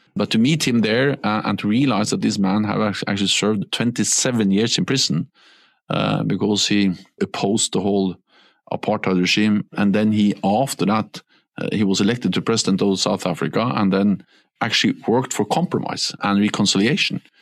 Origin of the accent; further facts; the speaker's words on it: Norway; English is a second language; moved away; When I was a Norwegian prime minister